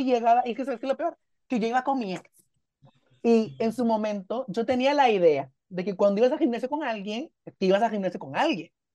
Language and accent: Spanish; Guatemala; aquí adentro, en mi país, pues, en Guatemala